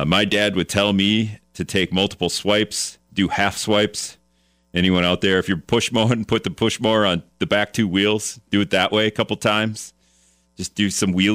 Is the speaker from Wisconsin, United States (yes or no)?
yes; Greenville, Wisconsin, United States; now in La Crosse, United States; I'm an Appleton native, but really I'm from Greenville